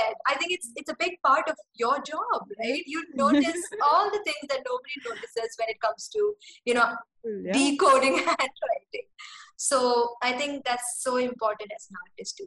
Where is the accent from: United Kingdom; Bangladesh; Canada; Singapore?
Singapore; as a kid growing up in Singapore, we had to speak in English to other kids.